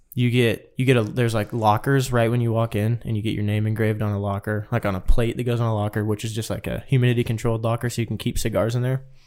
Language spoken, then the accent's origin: English; Kansas, United States; We're like, "Kansas."